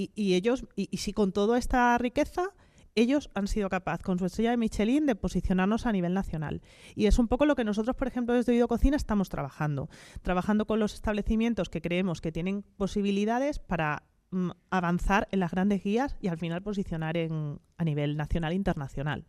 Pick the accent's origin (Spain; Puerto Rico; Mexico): Spain; Extremadura; los que somos de la tierra